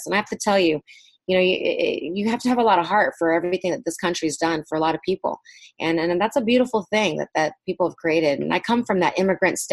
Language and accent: English; Racine, Wisconsin, United States; English is a second language; also born or lived in Saigon, Vietnam / Virginia; we grew up there in Wisconsin, Racine, Wisconsin, right outside of Milwaukee